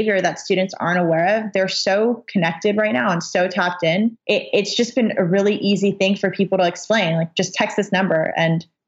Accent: Los Angeles, California, United States; born and raised in Los Angeles

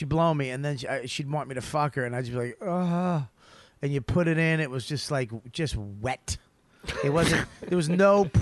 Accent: Boston, Massachusetts, United States; I'm white. I'm from Boston

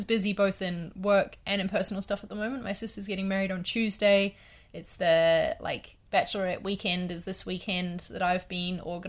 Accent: Wellington, New Zealand; also born or lived in London; I'm in Wellington at the moment, which was my hometown for like 7 years before I moved to London.

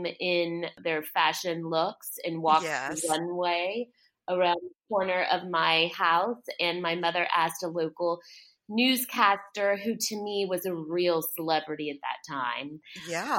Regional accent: South Texas, United States; also born or lived in New York; now in Savannah, United States; I grew up in South Texas, and then I moved to Savannah, a long time ago, because South Texas is so hot

